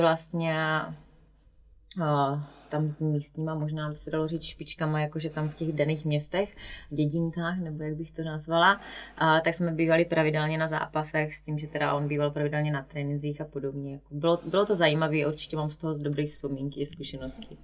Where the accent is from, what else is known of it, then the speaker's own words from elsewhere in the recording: Strážnice, South Moravian Region, Czechia; also born or lived in Slovakia / Brno; now in near Brno, Czech Republic; původem jsem ze Strážnice, což je úplně na jihu Moravy od Hodonína. A s tím, že teda narodila jsem se na Slovensku. No a teď žiju kousíček od Brna, no.